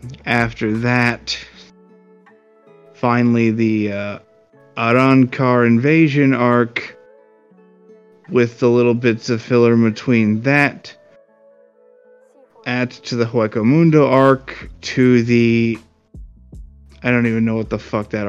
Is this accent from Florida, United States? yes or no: yes; Florida, United States; I grew up in Florida